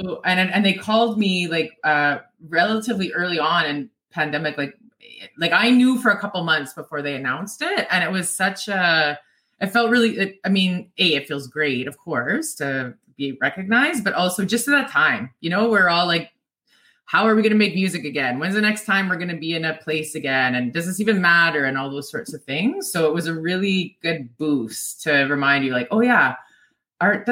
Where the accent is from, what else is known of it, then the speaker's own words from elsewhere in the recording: Swan Lake, Manitoba, Canada; also born or lived in Opaskwayak Cree Nation (OCN); I was adopted, so I grew up in Swan Lake